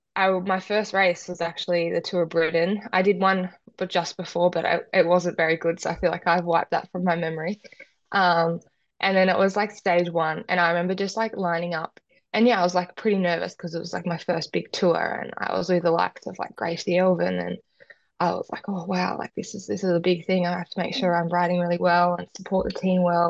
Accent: Perth, Tasmania, Australia; I grew up in Tassie

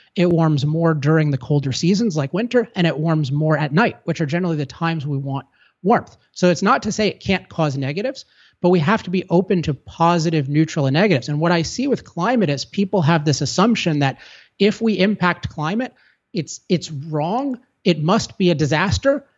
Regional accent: California, United States; I'm from California

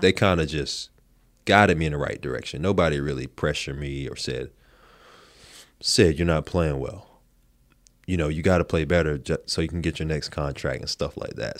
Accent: Supply, North Carolina, United States; moved away as an adult; also born or lived in Raleigh, North Carolina; I grew up in Supply. My high school was in Shallot.

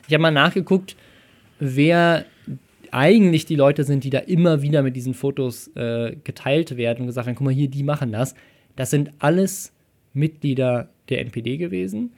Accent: Germany; Deutscher zu sein.

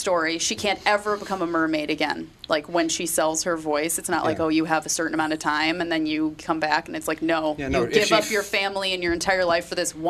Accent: Minnesota, United States

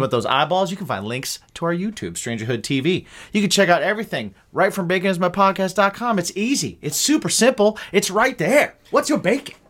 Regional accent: Ohio and Indiana, Midwest, United States; growing up in Ohio and Indiana.

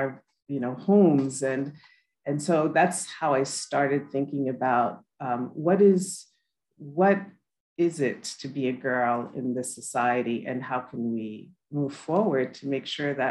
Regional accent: New York City, New York, United States; I am a first generation American. My parents were immigrants from Haiti. I was born in New York City

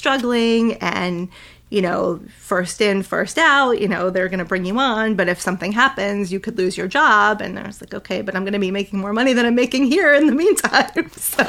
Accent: New England, United States; I never had any aspiration to leave New England. I mean, I knew I didn't want to stay in my hometown my whole life, which, you know, was what made me go away to school.

